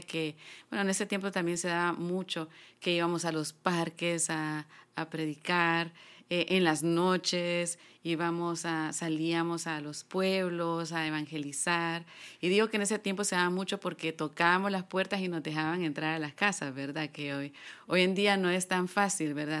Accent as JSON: {"language": "Spanish", "town": "San Pedro Sula", "region": "Cortés", "country": "Honduras", "said": "yo soy de San Pedro, de San Pedro Sula, Honduras."}